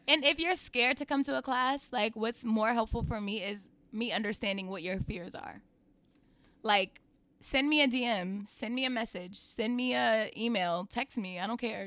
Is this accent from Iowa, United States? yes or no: no; New York City, New York, United States; I'm originally from Queens.